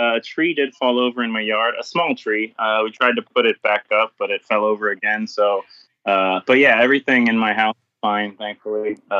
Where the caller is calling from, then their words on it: Florida, United States; Very rainy Florida is where I'm calling in from.